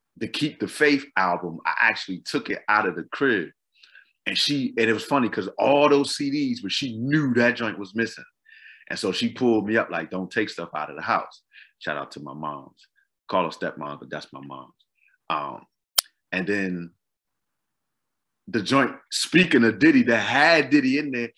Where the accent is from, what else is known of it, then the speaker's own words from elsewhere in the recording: Boston, Massachusetts, United States; moved away; also born or lived in Maryland; I'm from Boston